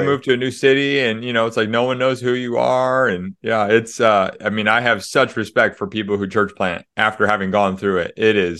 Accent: Des Moines, Iowa, United States; also born or lived in Springfield, Missouri; I grew up in Des Moines, Iowa. So for the non-US listeners, that's kind of in the middle, upper middle part of the United States. And then moved to Springfield, Missouri in my college years.

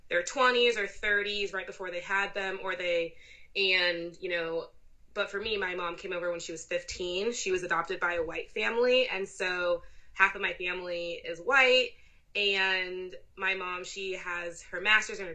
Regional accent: United States; I'm second generation American and that's part of my identity, like my parents, you know, being from Zimbabwe

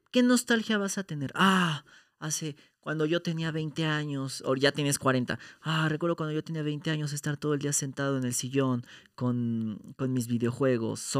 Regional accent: Mexico; tenemos nuestro encanto. Como mexicanos.

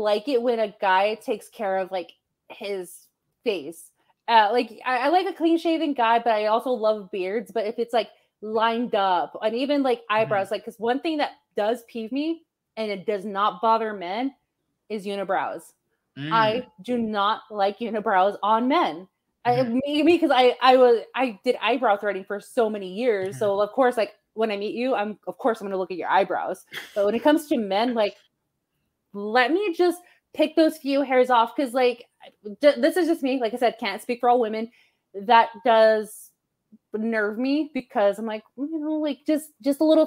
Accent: United States; my parents are from Mexico, and I love my heritage, and I like my culture, too, but first and foremost, I'm an American, so that is my... Anywhere I go out of the country, because I've traveled the world, too, I always say I'm an American. I'm not from Mexico. I'm from the United States

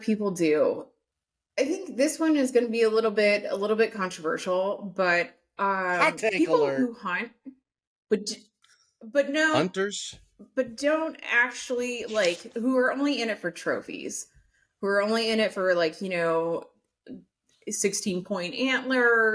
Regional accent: Phoenix, Arizona, United States; moved away; also born or lived in Portland; I grew up in Phoenix originally

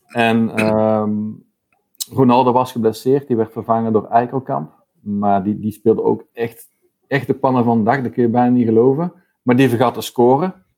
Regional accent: North Brabant, Netherlands; now in Antwerp, Belgium; ben woonachtig in Antwerpen. Ehm, oorspronkelijk ben ik een Brabander

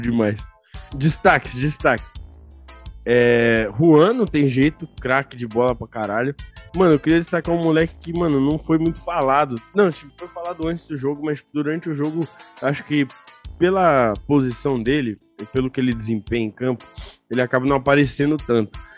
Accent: Mogi das Cruzes, São Paulo, Brazil; Eu sou de Mogi das Cruzes, São uhum. Paulo.

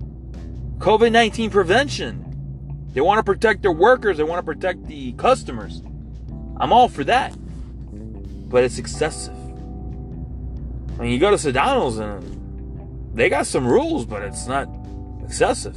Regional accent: Hialeah, Florida, United States; I grew up in the East Hialeah area of Miami-Dade County

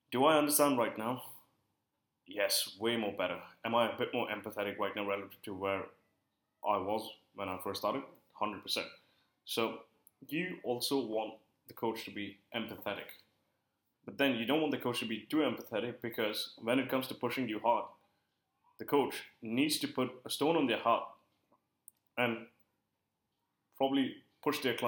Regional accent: India; I work with a lot of Indian clients because I am Indian

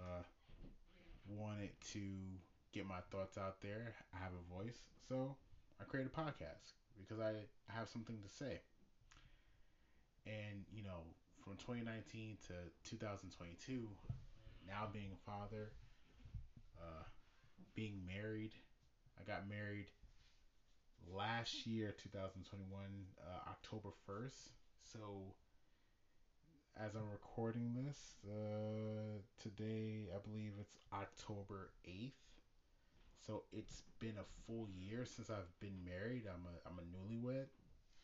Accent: New York, United States; I'm from New York, and next year, me and my wife and my son, we're planning on leaving the state of New York.

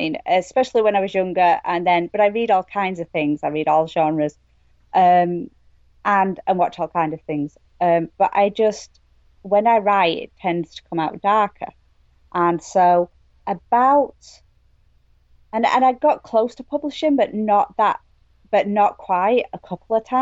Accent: England, United Kingdom; moved away as an adult; now in Maine, United States; I'm from England

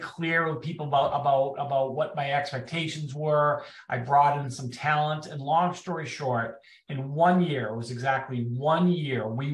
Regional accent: Boston, Massachusetts, United States; moved away as an adult; now in Washington, D.C., United States; I'm from Boston, if you can't tell by my accent. I now live in Washington, D.C. area

